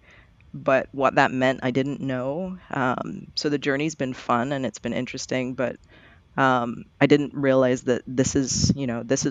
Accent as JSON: {"language": "English", "country": "Barbados", "tie": "born or raised there", "also_born_or_lived": "Florida / Eugene", "moved": "as an adult", "lives_now": "Portland, United States", "said": "I was born in Barbados"}